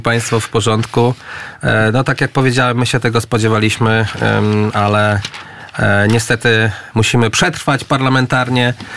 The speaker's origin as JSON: {"language": "Polish", "region": "Lublin Voivodeship", "country": "Poland", "said": "ja pochodzę z Lubelszczyzny"}